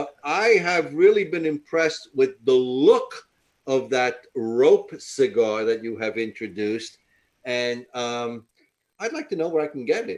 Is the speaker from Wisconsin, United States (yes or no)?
no; New York, United States; now in Waukegan, United States; No, we're actually from New York.